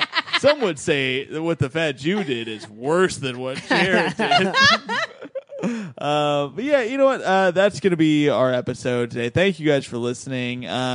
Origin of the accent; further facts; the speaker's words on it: Bloomington, Indiana, United States; because I'm from Bloomington, Indiana.